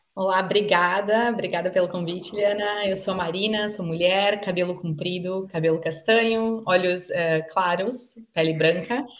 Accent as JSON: {"language": "Portuguese", "town": "Caxias do Sul", "region": "Rio Grande do Sul", "country": "Brazil", "moved": "yes", "said": "eu era caxiense, né, da Serra Gaúcha"}